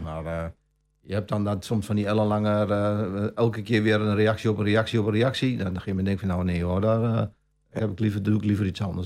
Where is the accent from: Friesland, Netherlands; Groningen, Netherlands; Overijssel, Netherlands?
Overijssel, Netherlands; Almelo; geboren en getogen in Almelo. Ook mijn hele leven hier gewoond.